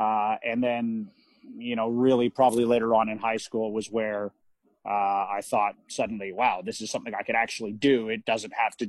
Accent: Vancouver, British Columbia, Canada; I'm born and raised in the Vancouver area in Western Canada and British Columbia.

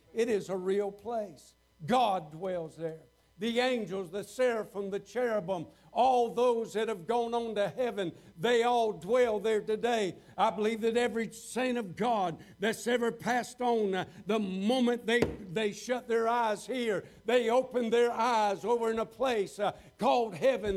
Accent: Waycross, Georgia, United States; I'd started a church down in Waycross, Georgia, my hometown

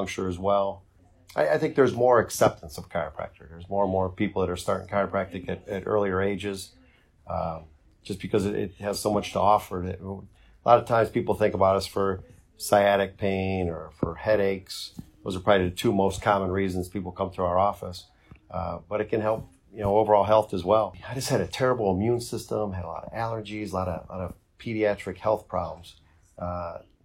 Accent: Bedford, Ohio, United States; I was grew up in Bedford and went to Chanel for high school

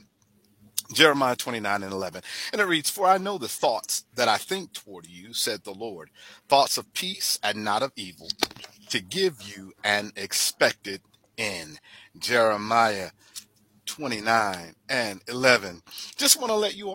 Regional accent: Fort Lauderdale, Florida, United States; I'm from way down South in Fort Lauderdale, you know, Pompano Beach.

